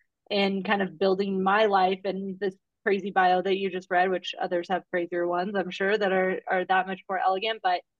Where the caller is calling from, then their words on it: Park City, Utah, United States; I'm up in beautiful Park City, Utah, with, you know, 6 inches of fresh pal out there on the mountain right now.